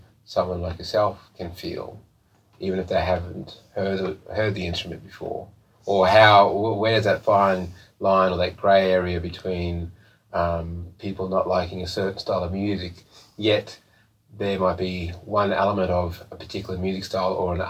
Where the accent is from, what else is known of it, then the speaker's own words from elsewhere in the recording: Mount Isa, Queensland, Australia; I grew up in Mount Isa, it's a mining community